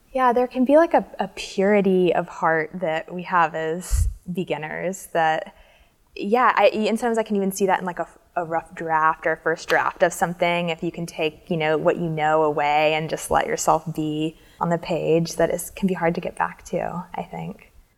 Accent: Alabama, United States; we're both from Alabama.

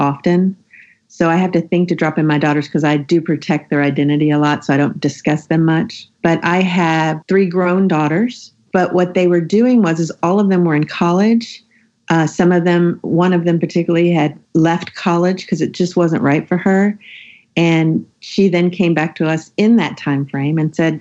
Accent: the South, United States; I grew up in the South and I'm a Southern Christian woman

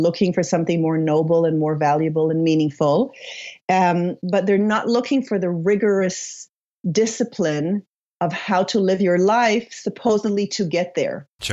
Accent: Israel; also born or lived in Paris, France / Sweden / United States; now in Sonoma County, United States; I was born and raised in Israel to an Israeli Polish father and a Swedish mother.

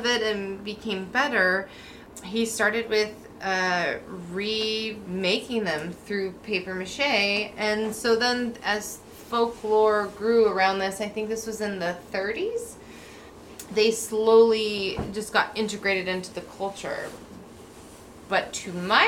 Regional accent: Mount Vernon, Washington, United States; living and growing up in Mount Vernon

